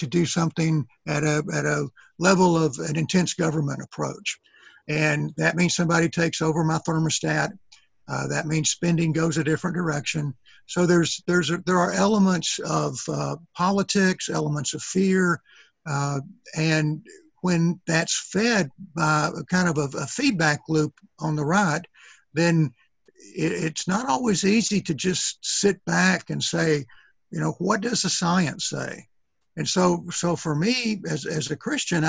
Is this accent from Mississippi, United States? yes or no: no; East Texas, United States; I'm from East Texas